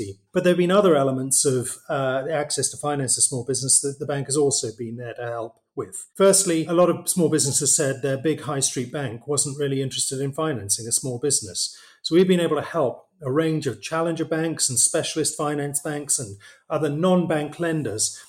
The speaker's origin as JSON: {"language": "English", "town": "Newcastle upon Tyne", "region": "North East England", "country": "United Kingdom", "tie": "born or raised there", "also_born_or_lived": "Cambridge / Vietnam", "moved": "as an adult", "said": "Born and brought up in Newcastle."}